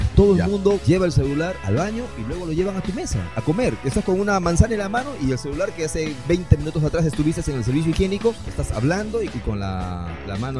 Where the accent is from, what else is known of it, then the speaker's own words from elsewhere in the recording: Peru; como peruanos